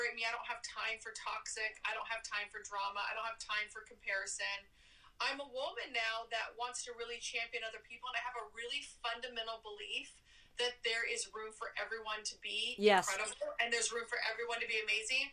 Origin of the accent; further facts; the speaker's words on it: Oregon, United States; I'm from Oregon